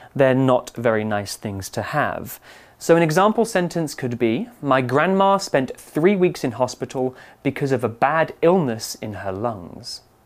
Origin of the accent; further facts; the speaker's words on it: on the North Sea coast, England, United Kingdom; where I'm from uh, really? in, in England